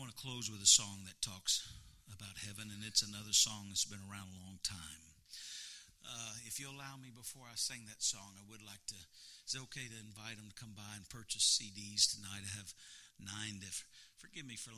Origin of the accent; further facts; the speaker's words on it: Missouri, United States; moved away as an adult; now in Louisiana, United States; I'm from Missouri, but we've lived in Louisiana 10 years